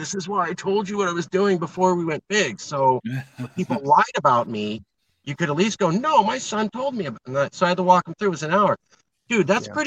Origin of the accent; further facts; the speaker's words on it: California, United States; I'm a Californian